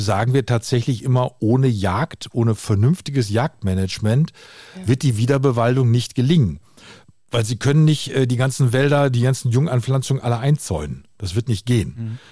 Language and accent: German; North Rhine-Westphalia, Germany; bei uns in Westfalen